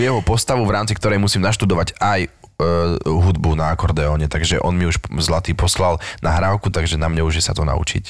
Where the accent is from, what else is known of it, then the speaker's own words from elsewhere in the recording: Štefanov nad Oravou, Žilina Region, Slovakia; accent: Orava; moved away as an adult; ja, že zo Štefanova nad Oravou